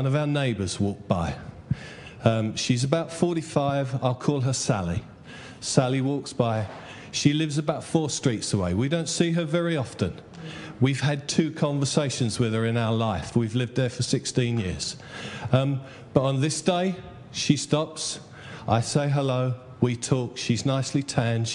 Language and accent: English; Essex, East of England, United Kingdom; I'm from Essex.